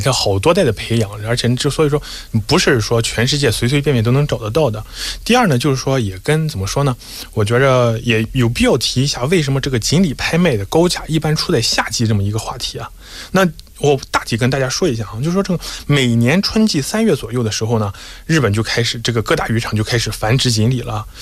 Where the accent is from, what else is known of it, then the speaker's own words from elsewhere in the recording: China; 我们中国人过年的时候